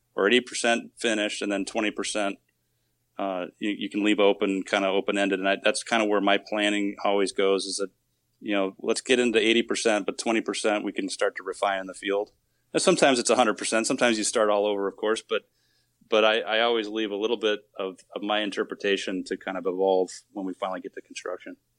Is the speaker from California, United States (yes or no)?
no; Wisconsin, United States; now in Arizona, United States; I'm originally from Wisconsin, so I guess I could, I could play off that I was a Midwesterner at, by heart